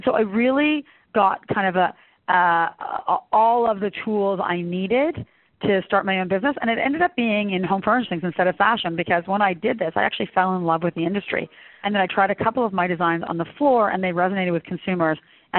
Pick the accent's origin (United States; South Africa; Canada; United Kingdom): Canada; I think being Canadian, you're sort of equal parts European and equal parts American, if that makes any sense.